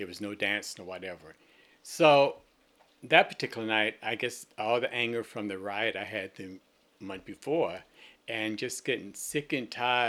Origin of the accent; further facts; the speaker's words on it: the South, United States; also born or lived in New York City; now in Falmouth, United States; being a black person born and raised in the South